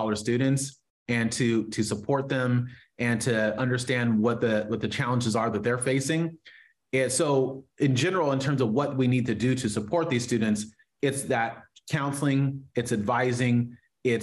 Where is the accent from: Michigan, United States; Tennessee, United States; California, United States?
California, United States; far Northern; also born or lived in Oakland, California; now in Sacramento, United States; We moved from the Bay Area to far Northern California